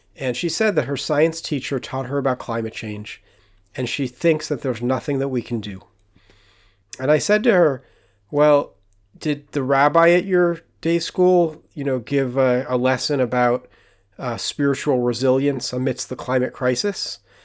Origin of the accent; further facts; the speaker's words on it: California, United States; now in Jerusalem, Israel; I grew up in California on an acre of land with an organic garden